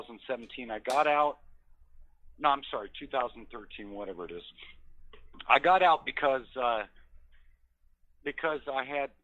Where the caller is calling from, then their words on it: Colorado, United States; I'm in Colorado.